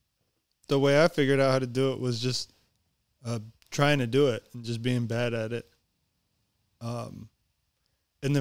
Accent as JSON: {"language": "English", "country": "Tonga", "said": "I'm from Tonga"}